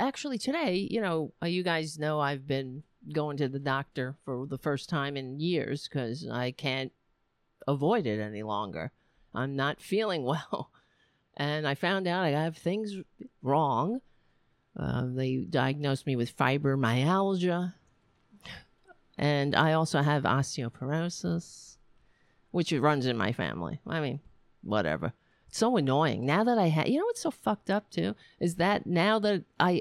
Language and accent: English; United States; I'm an American. I live in this fucking country